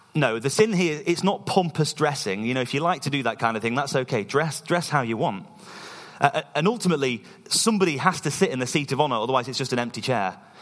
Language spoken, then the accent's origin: English; East Midlands, United Kingdom; moved away as an adult; now in Scotland, United Kingdom; we're from the East Midlands in England, and we've been living in Scotland for about two years